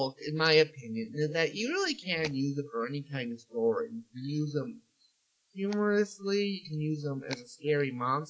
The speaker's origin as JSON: {"language": "English", "region": "Western New York", "country": "United States", "said": "I'm from Western New York"}